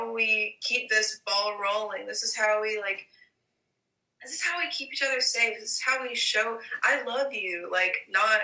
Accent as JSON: {"language": "English", "region": "Alabama", "country": "United States", "said": "I'm from Alabama"}